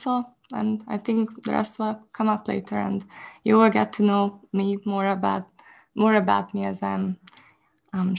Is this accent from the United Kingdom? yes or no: no; Hungary; English is a second language; I am from Hungary.